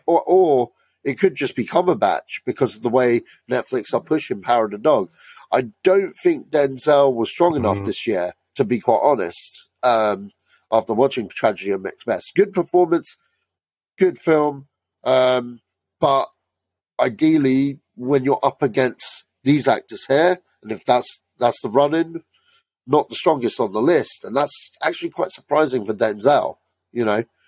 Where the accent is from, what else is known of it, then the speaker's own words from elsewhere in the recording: United Kingdom; we're British, we kind of know what …, and we're of the right age range